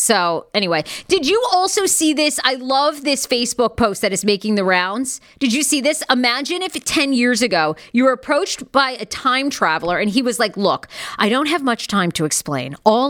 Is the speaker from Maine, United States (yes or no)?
yes; Maine, United States; I'm from Maine